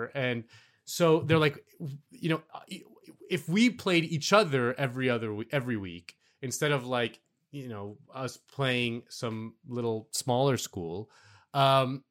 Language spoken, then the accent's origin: English; Miami, Florida, United States; I'm from Miami.